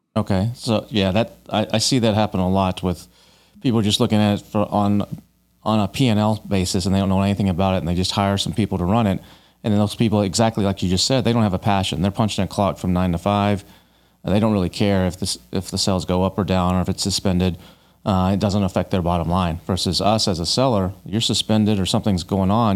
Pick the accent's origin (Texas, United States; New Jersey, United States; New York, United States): Texas, United States; Dallas; moved away as an adult; now in Austin, United States; I grew up in Dallas